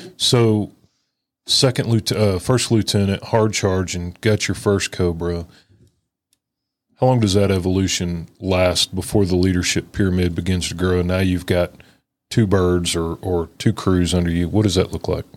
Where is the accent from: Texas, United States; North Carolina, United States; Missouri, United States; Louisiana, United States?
Texas, United States; us Texans